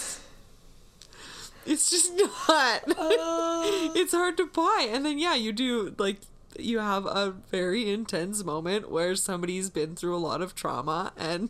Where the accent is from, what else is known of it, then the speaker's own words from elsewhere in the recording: Canada; I'm Canadian.